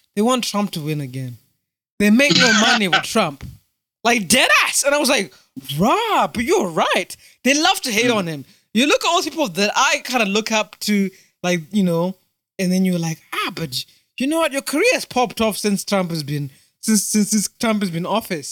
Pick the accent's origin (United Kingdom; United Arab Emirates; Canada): United Kingdom; also born or lived in Zimbabwe; am British Zimbabwean, British uh, British African Zimbabwean